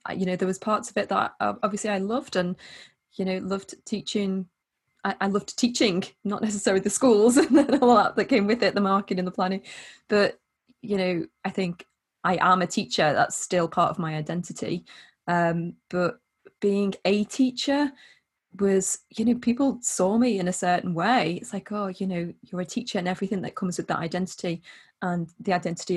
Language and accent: English; the Wirral, North West England, United Kingdom; I am from the Wirral in the northwest of England